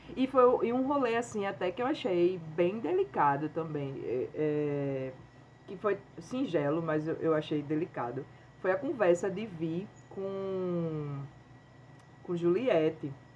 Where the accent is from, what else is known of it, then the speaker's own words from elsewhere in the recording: Pernambuco, Brazil; a gente, enquanto nordestina, quanto pernambucana